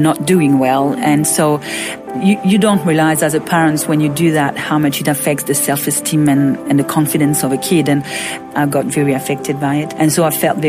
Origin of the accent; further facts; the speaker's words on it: Roquebrune-Cap-Martin, Provence-Alpes-Côte d'Azur, France; moved away; also born or lived in Monaco; I'm from a little town called Roquebrune-Cap-Martin.